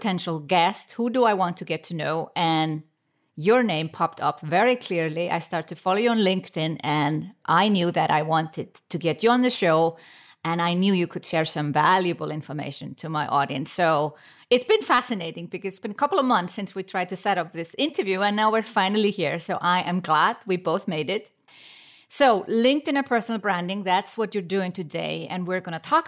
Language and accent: English; Iceland; now in Switzerland; I come from Iceland